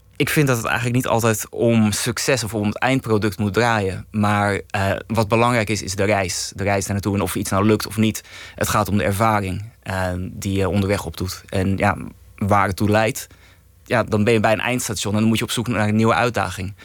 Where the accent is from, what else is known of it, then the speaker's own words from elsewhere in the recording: Heemskerk, North Holland, Netherlands; accent: Kennemerlands; ik kom zelf uit Heemskerk. Dat eh, ligt in Kennemerland. En ja, ik kan een klein beetje Kennemerlands praten